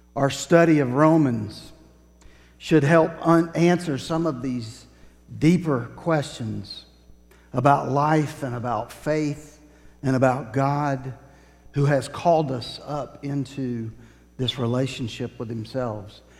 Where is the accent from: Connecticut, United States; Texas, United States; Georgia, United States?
Georgia, United States; Woodstock; I grew up in Woodstock, not too far from Kennesaw Mountain